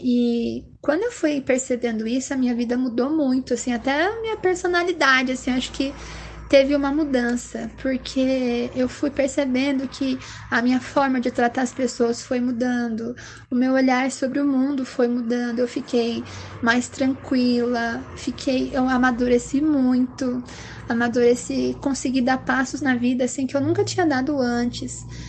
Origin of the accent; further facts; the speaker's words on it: Curitiba, Paraná, Brazil; eu sou aqui de Curitiba, moro e nasci aqui também